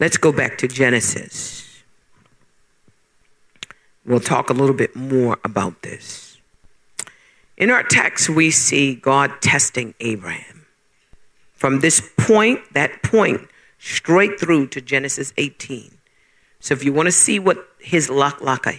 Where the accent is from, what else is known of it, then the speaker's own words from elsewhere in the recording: Bermuda; moved away as an adult; now in United States; When I left Bermuda, I was born in Bermuda, and when I left Bermuda